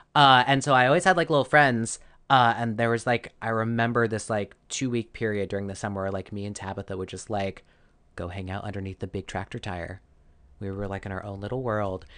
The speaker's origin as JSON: {"language": "English", "region": "Arizona", "country": "United States", "tie": "born or raised there", "said": "I grew up in Arizona."}